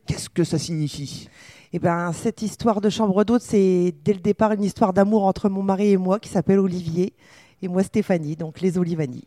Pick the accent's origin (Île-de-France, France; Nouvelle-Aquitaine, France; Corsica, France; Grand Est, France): Grand Est, France; Mareuil-sur-Ay; also born or lived in Montelon; on est de la Champagne. mon mari est de Chouilly et moi de Mareuil-sur-Ailly